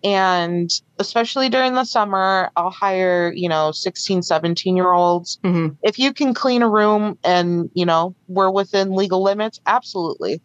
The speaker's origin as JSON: {"language": "English", "town": "Chicago", "region": "Illinois", "country": "United States", "also_born_or_lived": "the South", "moved": "as an adult", "said": "I'm from the Chicago area"}